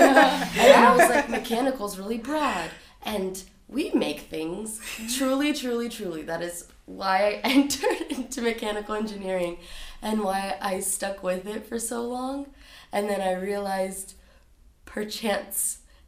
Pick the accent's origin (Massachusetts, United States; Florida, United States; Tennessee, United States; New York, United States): Florida, United States; also born or lived in Brazil; I grew up in Florida. We're immigrants from Brazil